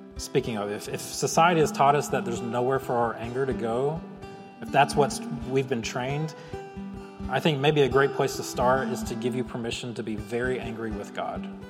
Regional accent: Chicago, Illinois, United States; I'm a Chicagoan

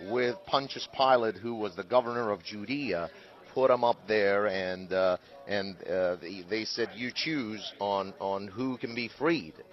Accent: United States; as an American, I uh, and as we know as business people, there's always two things in the in the business world.

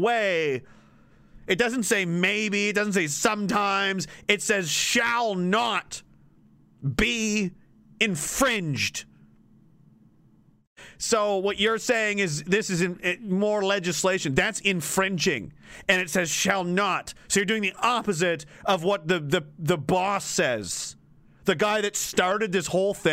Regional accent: Canada; I'm an American in a Canadian body

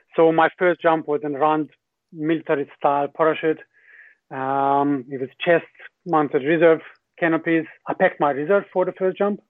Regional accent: Hungary; English is a second language; moved away as an adult; also born or lived in New Zealand; I'm from Hungary originally

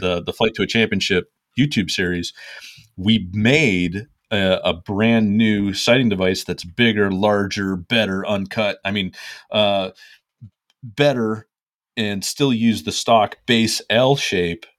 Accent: Ohio, United States; I'm from Ohio

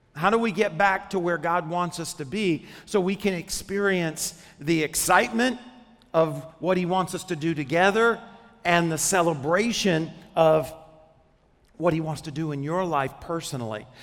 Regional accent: Arkansas, United States; When I was 10 years old, I grew up in Arkansas

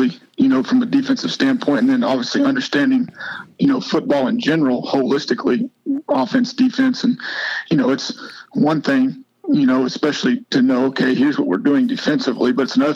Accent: Oklahoma, United States; moved away as an adult; also born or lived in Clemson, South Carolina; now in Spartanburg, United States; I grew up in Oklahoma

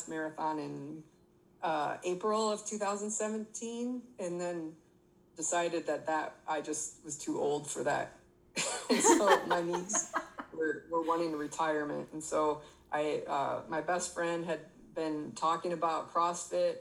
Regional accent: Michigan, United States; moved away as an adult; now in Texas, United States; we're from Michigan, but I live in Texas for the last 10 years

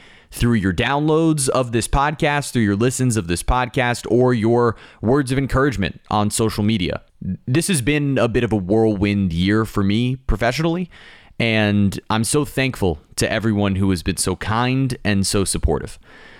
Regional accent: Miami, Florida, United States; I never thought I'd have an opportunity to do something like this in my hometown

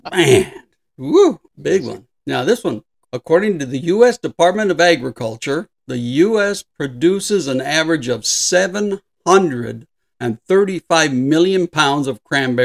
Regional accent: Southern California, United States; I grew up in Southern California

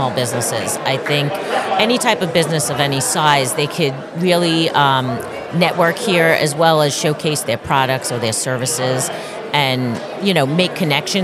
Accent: New York City, New York, United States; growing up on Staten Island and also teaching in two of the three colleges here

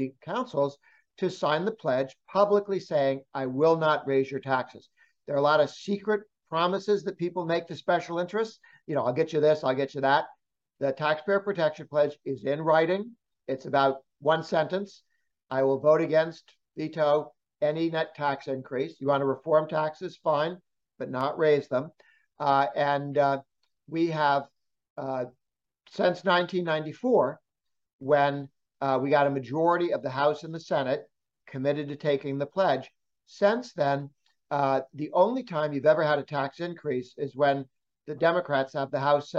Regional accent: Massachusetts, United States; moved away as an adult; now in Washington, D.C., United States; I grew up in Massachusetts. I went to high school there

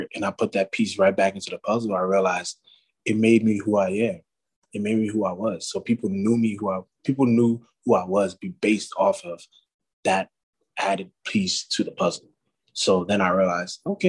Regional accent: Oakland, California, United States; I was born in Oakland, California

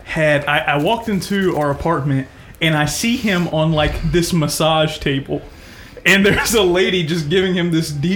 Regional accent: United States; I have a love for America because it's the patriotic love of this is where I was born and raised

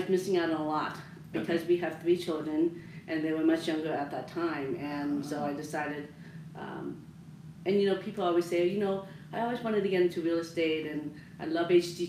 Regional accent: Maryland, United States; moved away as an adult; also born or lived in Colorado; But I grew up in Maryland, and so that's where I met my husband.

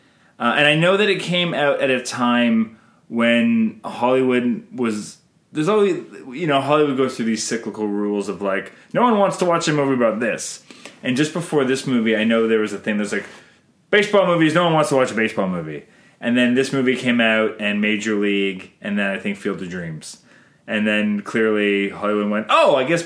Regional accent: Canada; I'm Canadian filmmaker

